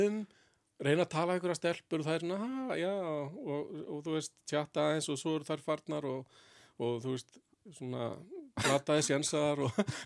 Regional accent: Reykjavík, Capital Region, Iceland; Ég ólst upp í Fossvegi, svona mestafn hluta til

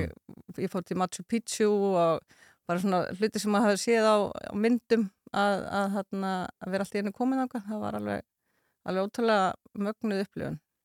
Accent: Reykjavík, Capital Region, Iceland; moved away as an adult; also born or lived in Cambodia / Dublin, Ireland; ég sé alin upp í Vesturbænum.

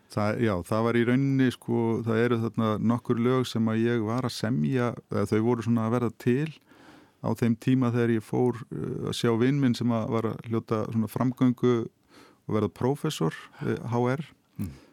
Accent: Hafnarfjörður, Capital Region, Iceland; í Hafnafjörði heimabænum mínum

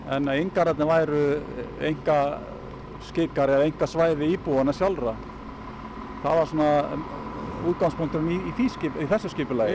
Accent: Reykjavík, Capital Region, Iceland; Ég ólst nú upp á Grettisgötunni

